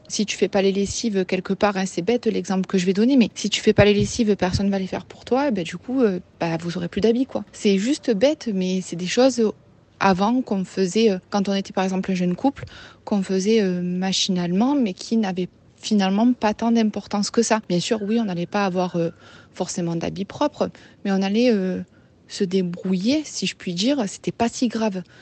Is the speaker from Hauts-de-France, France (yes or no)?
no; near Marseille, Provence-Alpes-Côte d'Azur, France; accent: Marseille; j'habite près de Marseille. Je pense que ça s'entend à mon accent.